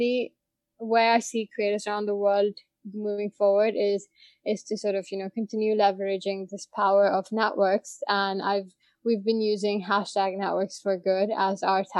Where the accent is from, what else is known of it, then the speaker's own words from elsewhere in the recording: India; moved away as an adult; also born or lived in Boston / New York; I grew up in India up until undergrad